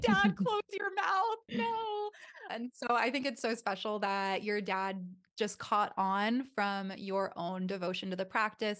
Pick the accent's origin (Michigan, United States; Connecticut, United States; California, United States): California, United States; Southern; now in Austin, United States; I'm from Southern California